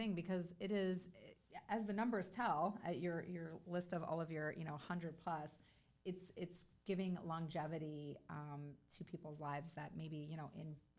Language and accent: English; Chicago, Illinois, United States; moved away; which is why my parents moved down here. We are from Chicago originally.